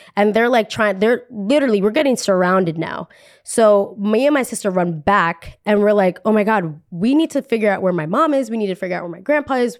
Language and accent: English; Colombia; also born or lived in New Jersey; we are from Colombia